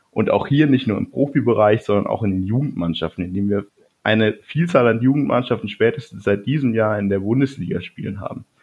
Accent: Ingolstadt, Bavaria, Germany; ich komme aus Ingolstadt. Auch wenn man es nicht ganz so hört, aber ich, mir wird immer oft vorgeworfen, dass ich recht Hochdeutsch rede, auch dafür, dass ich aus Ingolstadt komme.

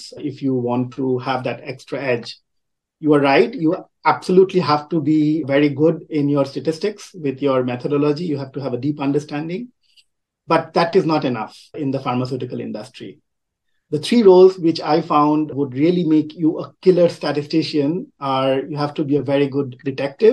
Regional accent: Kolkata, West Bengal, India; moved away as an adult; also born or lived in Riverside, California, United States; I grew up in a very densely populated Indian city called Calcutta, now called Kolkata. So I'm from India, but I've lived in three continents

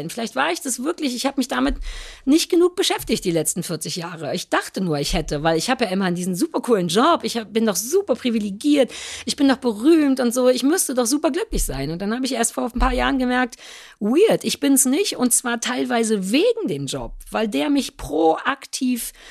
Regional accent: East Germany, Germany; Ein kaltes Buffet, was mich als Ossi noch nicht mehr genug kriegt, dass ich denke, okay, fürs Essen fahre ich

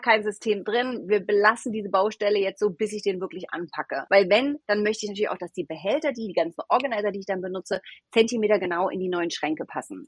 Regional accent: Rhineland-Palatinate, Germany; moved away as an adult; also born or lived in United States; now in Berlin, Germany; gebürtige Deutsche. Ich komme aus einem mhm. kleinen Dorf in der schönen Pfalz

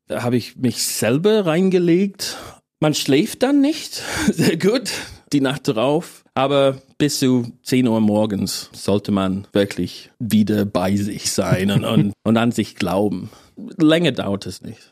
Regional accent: England, United Kingdom; German is a second language; moved away as an adult; also born or lived in Edinburgh; now in Berlin, Germany; ich bin kein Deutscher, ich bin Engländer

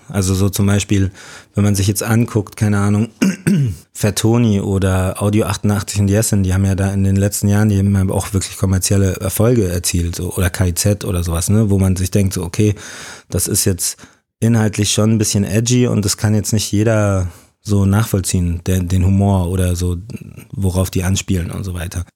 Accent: Munich, Bavaria, Germany; ich bin in München geboren, aufgewachsen

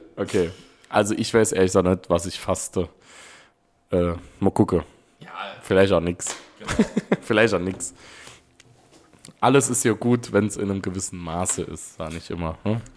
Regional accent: Neunkirchen, Saarland, Germany; Bei uns in Neunkirchen

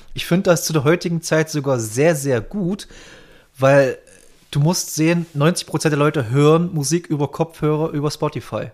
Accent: Bautzen, Saxony, Germany; Ich komme ja aus Bautzen, falls ihr das was sagt, in der Nähe von Dresden.

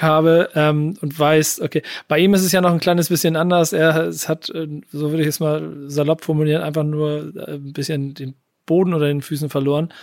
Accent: Hamburg, Germany; ich komme aus Hamburg

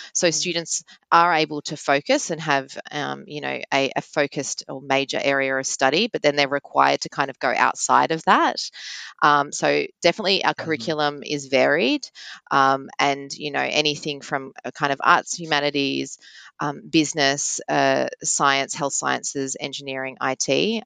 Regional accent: Melbourne, Victoria, Australia; I'm born and bred in Melbourne

